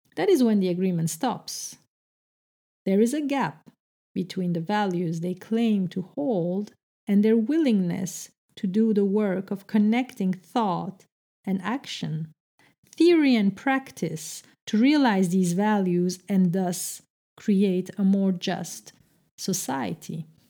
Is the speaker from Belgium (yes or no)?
yes; Brussels, Brussels-Capital Region, Belgium; English is a second language; moved away as an adult; now in Amsterdam, Netherlands; a Turkish Muslim, uh, uh, young girl growing up in the heart of Brussels